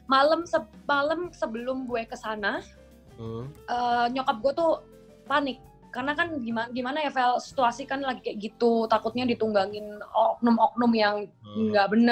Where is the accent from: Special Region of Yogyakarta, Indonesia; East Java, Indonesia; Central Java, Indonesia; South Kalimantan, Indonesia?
East Java, Indonesia; Surabaya; now in Jakarta, Indonesia; apalagi gue dari Surabaya yang notabene kota lumayan tenang lah ya yang nyokap bokap tuh nggak pernah nyangka bahwa gue akan pindah ke Jakarta kota yang penuh dengan hidup pikuk masyarakat